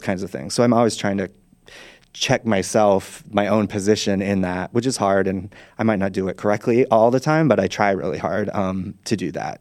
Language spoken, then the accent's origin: English; Utah, United States; moved away; I'm from Utah originally. I grew up Mormon